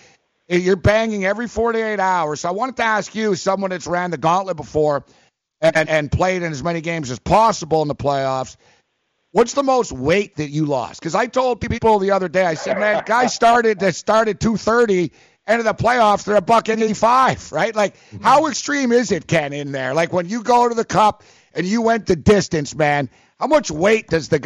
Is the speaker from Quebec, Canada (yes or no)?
yes; Montreal, Quebec, Canada; also born or lived in Manhattan; now in New York, United States; we're doing a show out of Manhattan now, but I'm originally from Montreal.